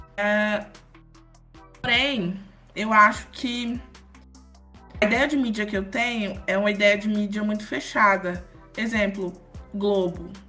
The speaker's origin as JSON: {"language": "Portuguese", "town": "Formosa", "region": "Goiás", "country": "Brazil", "tie": "born or raised there", "said": "eu sou de Formosa, sou natural de Formosa."}